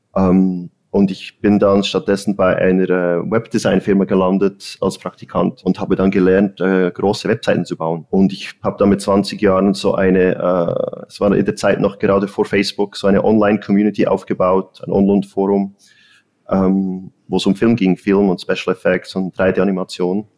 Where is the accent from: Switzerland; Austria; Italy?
Switzerland; Bern; moved away as an adult; also born or lived in Zurich; now in Los Angeles, United States; ich bin ursprünglich aus Bern, ich bin in der Schweiz aufgewachsen